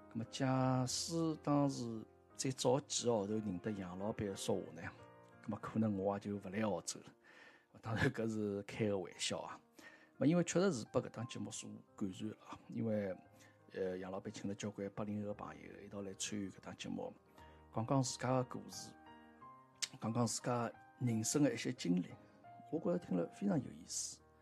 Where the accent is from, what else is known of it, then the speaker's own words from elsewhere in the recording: Shanghai, China; moved away as an adult; now in Melbourne, Australia; 我们上海人都知道啊，课堂间呢是以前我们石库门房子里功能最齐全的一个空间，你的起居、你的吃饭都可以在这个空间里进行。那还有呢，就是最主要的就是和街坊邻居，我们茶余饭后坐在一起聊聊天，啊，用上海话讲叫“嘎嘎三胡”的地方